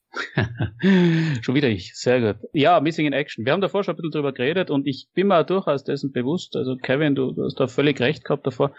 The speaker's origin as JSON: {"language": "German", "country": "Austria", "said": "bei uns in Österreich"}